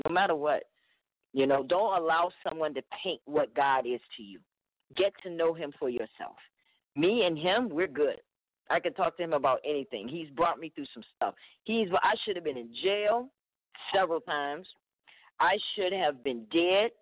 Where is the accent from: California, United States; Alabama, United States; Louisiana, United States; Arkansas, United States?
Alabama, United States; growing up in Alabama